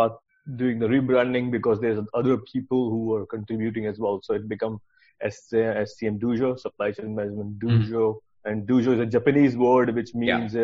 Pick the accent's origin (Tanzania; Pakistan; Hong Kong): Pakistan; moved away as an adult; also born or lived in Sweden / United Kingdom; I'm originally from Pakistan. I did my engineering degree back home